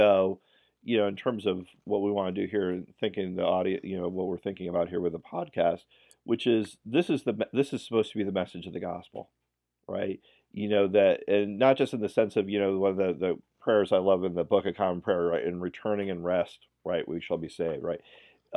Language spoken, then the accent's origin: English; New York, United States; I come from New York Irish